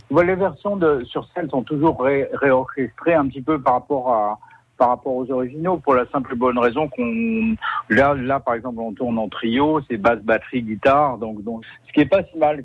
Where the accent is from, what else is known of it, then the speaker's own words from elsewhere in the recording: Paris, Île-de-France, France; also born or lived in Troyes; je suis né à Paris